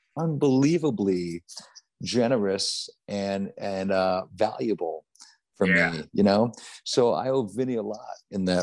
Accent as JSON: {"language": "English", "area": "Orange County", "region": "California", "country": "United States", "tie": "born or raised there", "said": "I grew up in Orange County"}